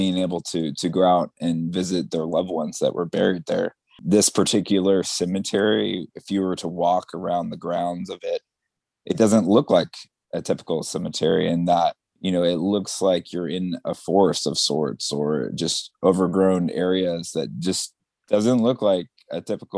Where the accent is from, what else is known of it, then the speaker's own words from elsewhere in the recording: the South, United States; also born or lived in Richmond, Virginia; growing up in the South